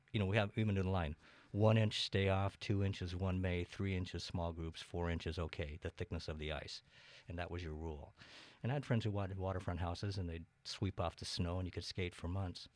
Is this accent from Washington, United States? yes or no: yes; Moses Lake, Washington, United States; now in Bainbridge Island, United States; I grew up in Moses Lake, Washington. That's in eastern Washington.